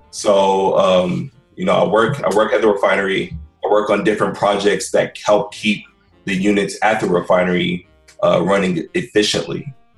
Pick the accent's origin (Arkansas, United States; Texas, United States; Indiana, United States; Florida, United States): Texas, United States; Houston; also born or lived in San Antonio, Texas; My parents immigrated here from Nigeria back in 1981. Pretty much born and raised in Houston, Texas. I love it out here.